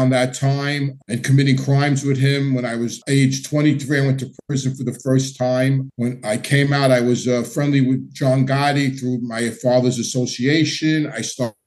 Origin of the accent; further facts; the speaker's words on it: New York City, New York, United States; I grew up in Howard Beach and Ozone Park